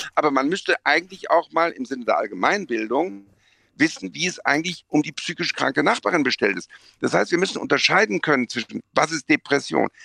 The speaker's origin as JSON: {"language": "German", "town": "Bonn", "region": "North Rhine-Westphalia", "country": "Germany", "said": "bin ich kein Kölner, sondern Bonner"}